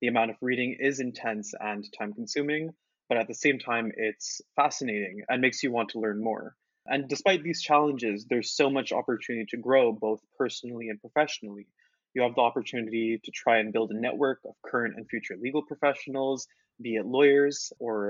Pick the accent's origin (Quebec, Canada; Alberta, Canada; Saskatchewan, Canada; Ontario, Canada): Quebec, Canada; Montreal; although I was from Montreal, my French wasn't incredible.